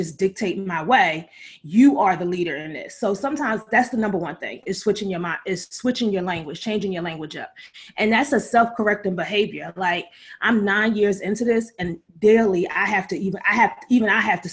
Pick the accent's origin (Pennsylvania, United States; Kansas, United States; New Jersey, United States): Pennsylvania, United States; Philadelphia; I grew up in West Philly, 40th and Market in the 90s